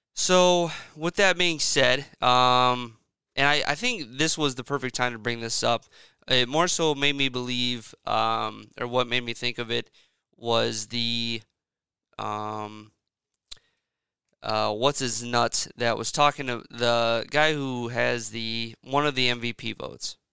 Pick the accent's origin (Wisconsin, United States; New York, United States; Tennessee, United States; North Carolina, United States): Wisconsin, United States; central; I was born and raised in Wisconsin, um, central Wisconsin